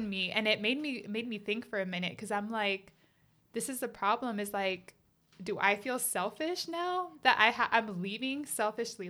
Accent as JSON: {"language": "English", "country": "United States", "tie": "born or raised there", "said": "I grew up in America, too"}